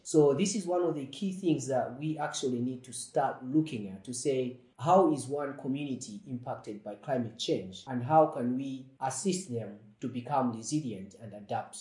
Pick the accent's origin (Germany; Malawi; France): Malawi; moved away; growing up in Malawi and also visiting my grandparents on an annual basis